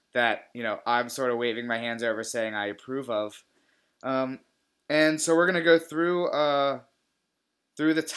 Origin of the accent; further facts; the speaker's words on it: Richmond, Virginia, United States; moved away; also born or lived in New York; my hometown of Richmond, Virginia